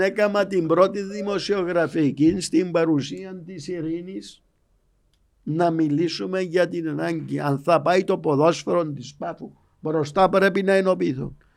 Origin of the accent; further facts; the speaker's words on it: Paphos, Paphos District, Cyprus; είμαι από την Πάφο